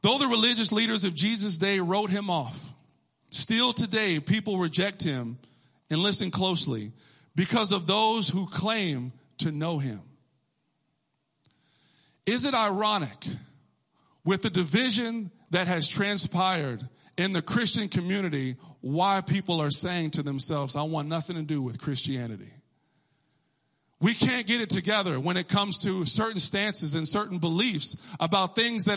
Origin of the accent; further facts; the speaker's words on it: Texas, United States; I'm from Texas